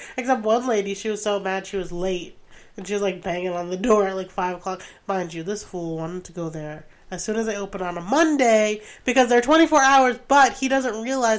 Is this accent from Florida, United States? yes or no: no; Rhode Island, United States; accent: Rhode Island; I found out on this trip that I have lost my Rhode Island accent. And so, I'm a little heartbroken. I never had, like a deep cut, like, Rhode Island accent, but I'm going to bring it back.